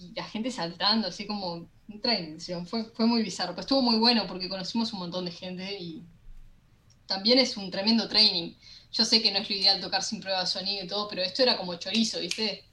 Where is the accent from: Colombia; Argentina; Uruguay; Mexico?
Uruguay; somos un país buena onda, lo que tenemos que, para mí está de menos, es como que eh, el uruguayo es como medio, no baila desquiciado como el argentino